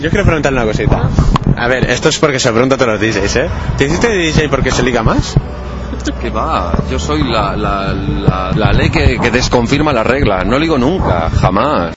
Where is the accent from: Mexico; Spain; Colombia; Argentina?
Spain; Balaguer, Catalonia; Tenía 12 años y había una discoteca, yo soy de Balaguer, en Lleida es la segunda capital de comarca